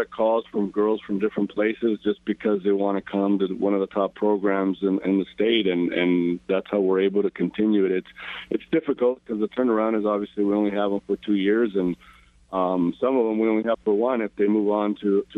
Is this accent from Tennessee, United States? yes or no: no; Paramount, California, United States; I grew up in Paramount. I'm a local kid, about 20 miles from downtown Los Angeles